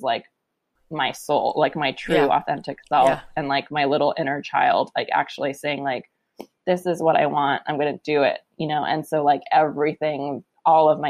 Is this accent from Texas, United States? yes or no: no; San Francisco, California, United States; I grew up in San Francisco